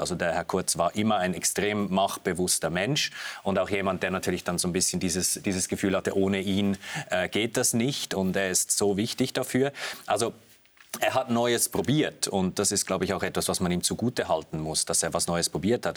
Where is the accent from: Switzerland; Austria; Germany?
Switzerland; als Schweizer